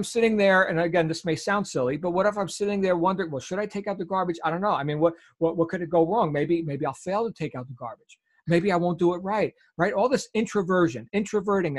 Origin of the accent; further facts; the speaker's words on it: Jersey Shore, New Jersey, United States; accent: New Jersey accent; moved away; I grew up on the Jersey Shore in New Jersey